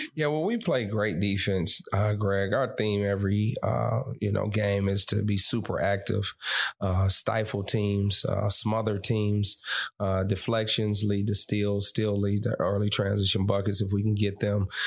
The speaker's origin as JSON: {"language": "English", "town": "Detroit", "region": "Michigan", "country": "United States", "tie": "born or raised there", "said": "from my hometown"}